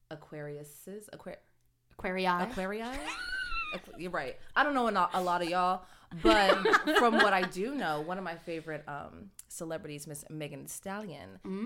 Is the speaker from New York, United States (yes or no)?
no; San Diego, California, United States; moved away as an adult; now in Los Angeles, United States; I live in LA with Paloma. And I grew up in San Diego.